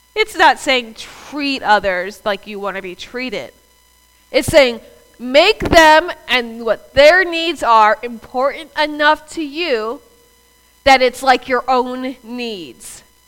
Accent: the South, United States; I'm from the South

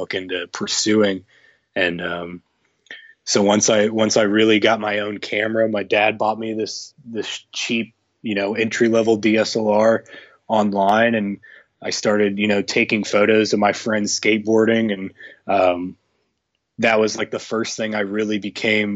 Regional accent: Indianapolis, Indiana, United States; I was born and raised in Indiana, and I've been here my entire life.

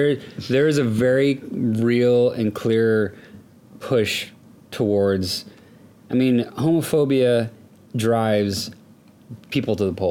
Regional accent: Houston, Texas, United States; now in Seattle, United States; I'm from Houston.

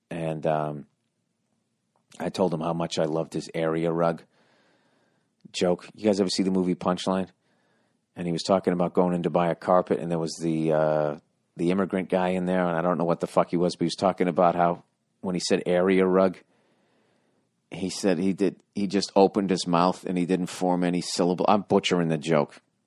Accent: Boston, Massachusetts, United States; moved away; my hometown

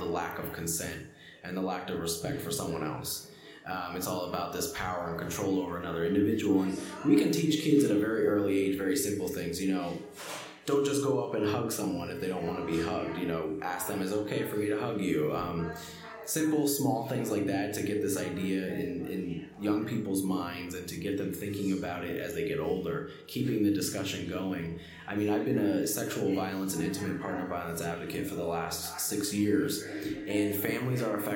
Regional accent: Palmerton, Pennsylvania, United States; also born or lived in Allentown, Pennsylvania / Kutztown, Pennsylvania; grew up in Palmerton, PA, which is in Carbon County

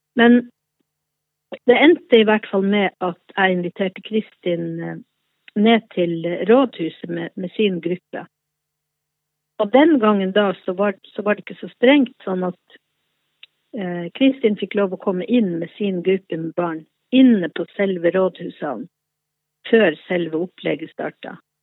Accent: Båtsfjord, Finnmark, Norway; moved away as an adult; now in Oslo, Norway; Jeg er fra Båtsfjord i Øst-Finnmark

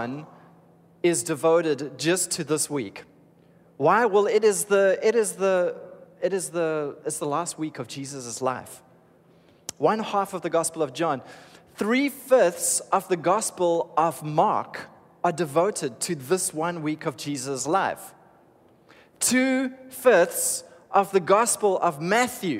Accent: Cape Town, Western Cape, South Africa; I was raised in Cape Town, so this for me is home

